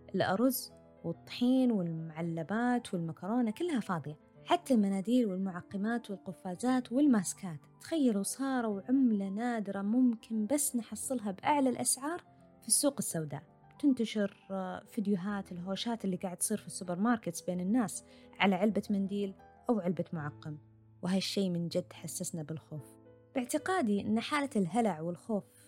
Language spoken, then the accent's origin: Arabic; Saudi Arabia; moved away as an adult; now in Sydney, Australia; إحنا خلاص متعلمين من السعودية